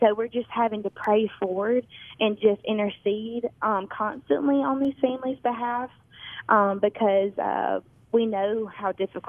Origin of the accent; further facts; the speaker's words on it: Tupelo, Mississippi, United States; now in Omaha, United States; Tupelo, Mississippi.